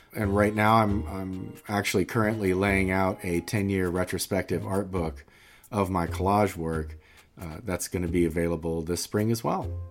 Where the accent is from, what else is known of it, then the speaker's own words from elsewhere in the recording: Macon, Georgia, United States; moved away as an adult; now in Atlanta, United States; I grew up in Macon, but I've been in Atlanta for almost thirty years.